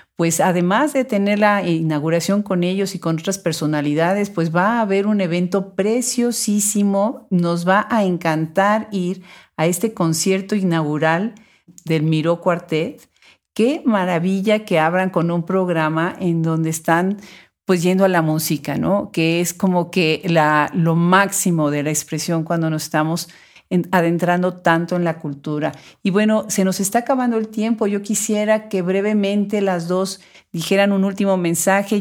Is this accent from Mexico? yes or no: yes; Puebla, Mexico; en Puebla, que es mi ciudad natal